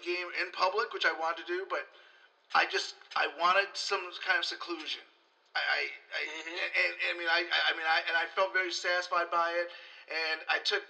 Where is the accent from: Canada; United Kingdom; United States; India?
United States; Chicago, Illinois; now in Los Angeles, United States; I'm from the South Side